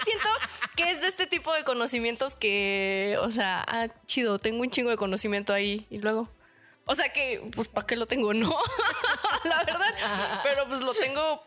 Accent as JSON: {"language": "Spanish", "town": "Chilpancingo", "region": "Guerrero", "country": "Mexico", "tie": "born or raised there", "moved": "yes"}